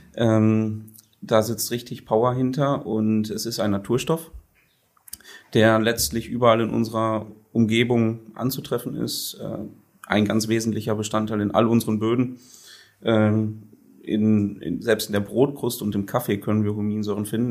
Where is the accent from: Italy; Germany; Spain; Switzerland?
Germany; Sassenberg, North Rhine-Westphalia; ich bin in Sassenberg geboren, mhm. auf dem Milchviehbetrieb